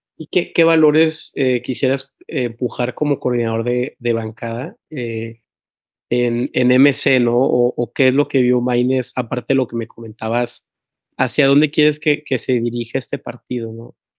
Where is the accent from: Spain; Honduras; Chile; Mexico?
Mexico; Tampico, Tamaulipas; En Tampico, de donde yo soy